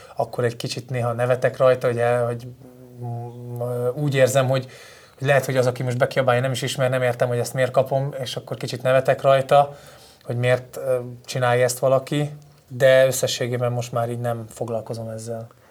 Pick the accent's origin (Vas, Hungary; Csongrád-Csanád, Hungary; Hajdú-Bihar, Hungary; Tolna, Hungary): Vas, Hungary; Falco; moved away as an adult; also born or lived in Kecskemét / Sweden; ott nőttem fel, ott lettem mb játékos